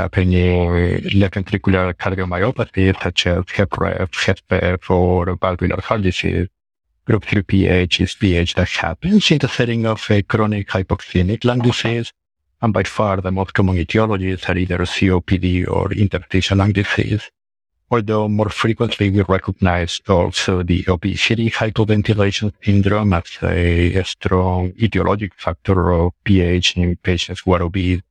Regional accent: Peru; moved away as an adult; also born or lived in Arizona, United States / Oklahoma, United States / Stanford, United States; now in Oklahoma City, United States; I'm from Peru. I did med school in Peru, Universidad Peruana Cayetano Heredia. Then I moved to the United States to do my medical training.

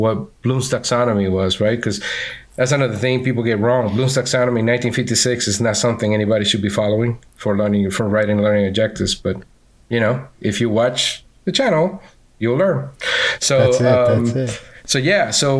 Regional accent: Venezuela; accent: Venezuelan; now in Orlando, United States; I'm from Venezuela.

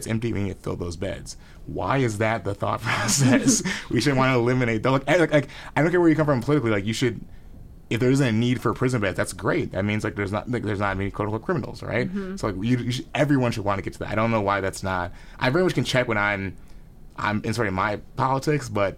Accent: Columbia, Missouri, United States; we were in Columbia, Missouri, which is my hometown

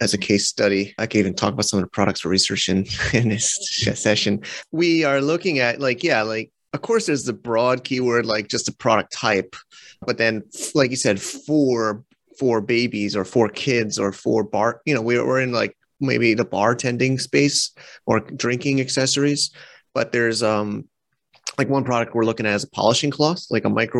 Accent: United States; now in China; we're both American

